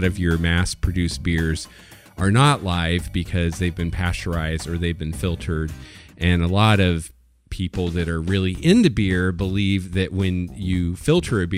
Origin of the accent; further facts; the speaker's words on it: Indiana, United States; moved away as an adult; also born or lived in Seattle; I'm from Indiana originally